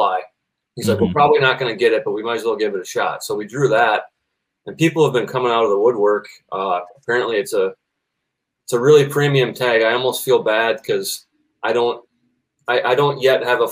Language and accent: English; Minnesota, United States; I'm from Minnesota